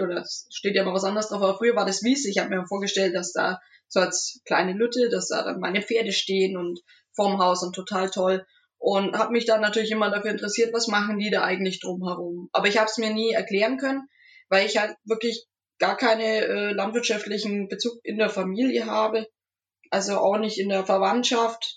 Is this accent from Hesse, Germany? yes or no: no; Nuremberg, Bavaria, Germany; ich bin in Nürnberg aufgewachsen, genau gesagt im Knoblauchsland, also im Nürnberger Norden